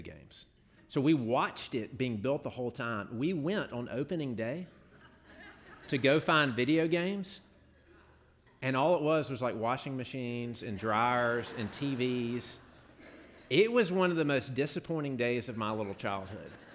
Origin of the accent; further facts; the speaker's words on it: Jackson, Mississippi, United States; I grew up in Jackson